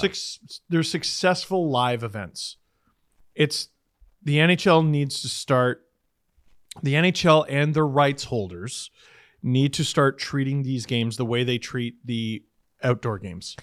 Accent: Canada; as a Canadian, I love this country.

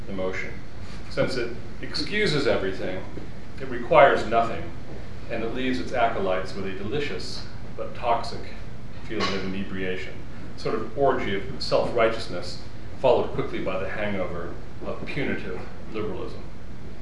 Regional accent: Shaker Heights, Ohio, United States; I was born in Shaker Heights

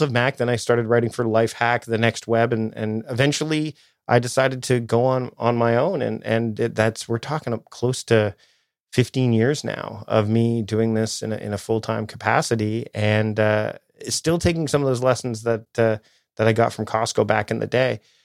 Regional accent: Toronto, Ontario, Canada; moved away as an adult; now in Victoria, Canada; I'm originally from the Toronto area, and then I moved out to Victoria, BC, which is where I am now

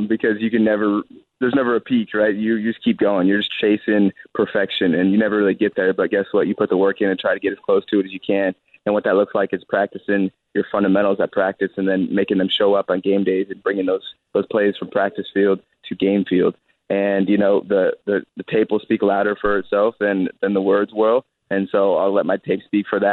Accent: Colorado, United States; I'm from Colorado

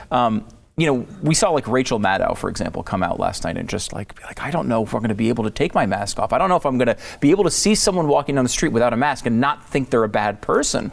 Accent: Connecticut, United States; I grew up in Connecticut

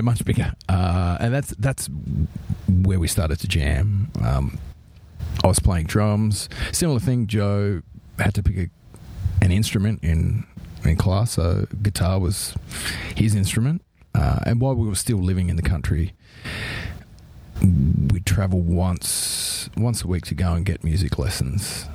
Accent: Australia

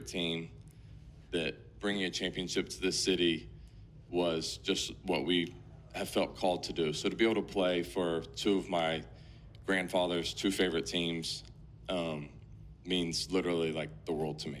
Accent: Atlanta, Georgia, United States; moved away as an adult; now in Chicago, United States; I left my hometown team to be here

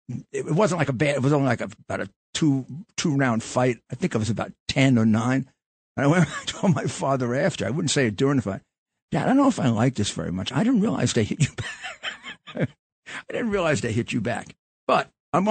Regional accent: New York City, New York, United States; I was born in the Flatbush section of Brooklyn, which at one time had the most murders in the city

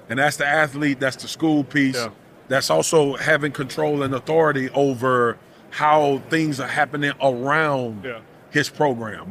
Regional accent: Louisiana, United States; I grew up in Louisiana

